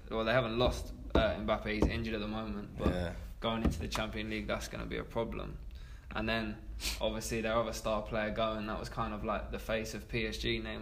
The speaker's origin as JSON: {"language": "English", "region": "London", "country": "United Kingdom", "said": "co-host of Speaking Soccer. I'm also from South London, Arsenal fan"}